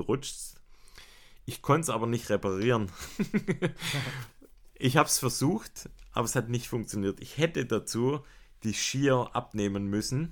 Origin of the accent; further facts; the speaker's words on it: Baden-Württemberg, Germany; bei uns in Baden-Württemberg